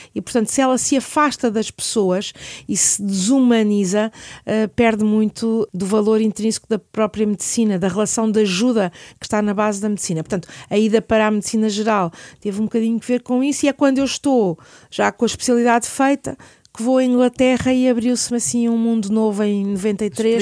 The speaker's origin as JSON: {"language": "Portuguese", "region": "Lisbon", "country": "Portugal", "tie": "born or raised there", "said": "eu sou nascida e criada em Lisboa"}